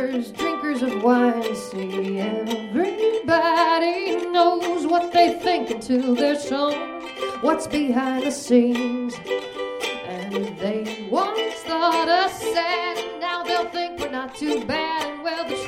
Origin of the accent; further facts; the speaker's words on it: Rockford, Illinois, United States; Bought a building in my hometown of Rockford, Illinois